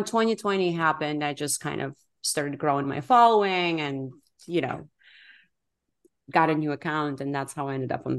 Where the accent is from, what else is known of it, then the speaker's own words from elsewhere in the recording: Baku, Azerbaijan; moved away; I grew up in Baku, Azerbaijan, which is like not a country known for having a lot of smart people.